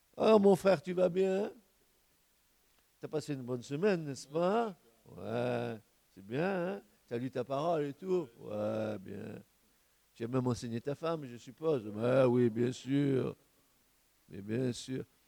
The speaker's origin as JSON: {"language": "French", "country": "France", "said": "notre pays, notre beau pays de France"}